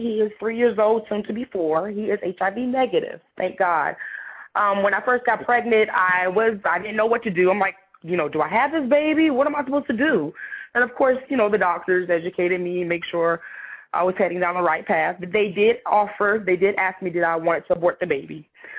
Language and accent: English; Somerville, South Carolina, United States; I'm from Somerville, South Carolina. I traveled all over the world. My dad was in the military, so I've never been to, like, one place for very long.